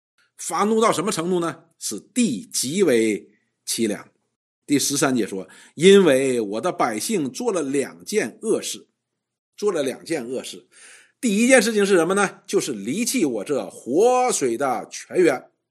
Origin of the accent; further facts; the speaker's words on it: China; 我们中国人讲叫“打狗看主人”，就是这个道理。